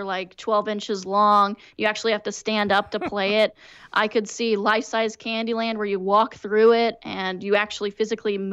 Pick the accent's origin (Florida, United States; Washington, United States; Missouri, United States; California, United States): Missouri, United States; St. Louis; I'm from the St. Louis region